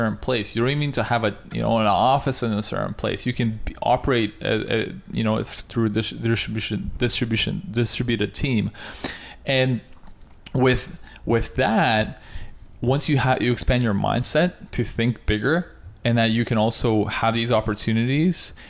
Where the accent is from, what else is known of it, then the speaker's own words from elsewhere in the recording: Russia; also born or lived in Canada; now in United States; I'm from Russia